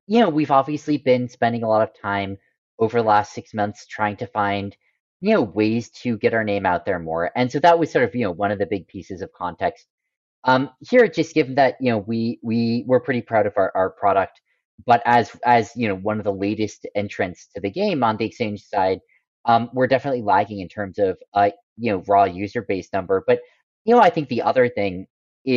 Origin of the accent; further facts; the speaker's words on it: United States; moved away; I grew up in America